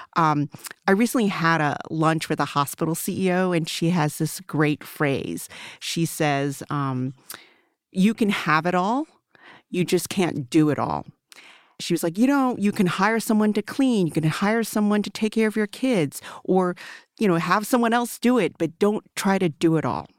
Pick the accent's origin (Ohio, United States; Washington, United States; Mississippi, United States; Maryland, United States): Maryland, United States; first language Mandarin; English is a second language; I grew up in Maryland, in a rural part of Maril, rural, like, farmland, you know, uh, now it's considered a suburb of Baltimore